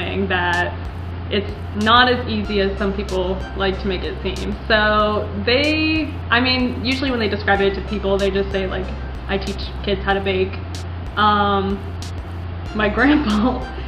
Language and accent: English; Parkersburg, West Virginia, United States; I didn't want to stay in West Virginia. I didn't want to like be in my hometown